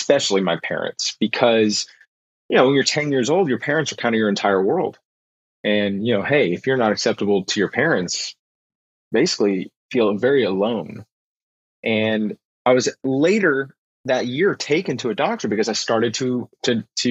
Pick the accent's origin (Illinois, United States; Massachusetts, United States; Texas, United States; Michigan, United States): Texas, United States; Houston; also born or lived in Austin, Texas; we moved to Austin from Houston, Texas, right before I started high school